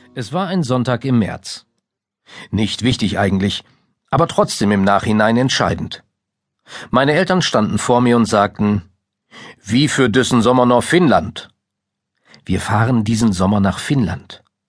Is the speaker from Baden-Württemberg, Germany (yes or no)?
no; Minden, North Rhine-Westphalia, Germany; in Mindengutenhausen, meinem Heimatdorf